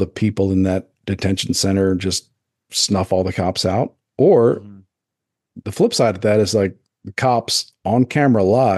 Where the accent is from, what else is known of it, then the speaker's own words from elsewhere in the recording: United States; As an American